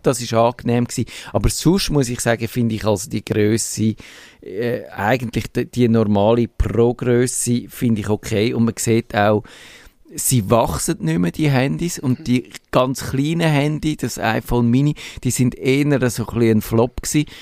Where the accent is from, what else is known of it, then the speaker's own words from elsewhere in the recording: Switzerland; wir als Schweizer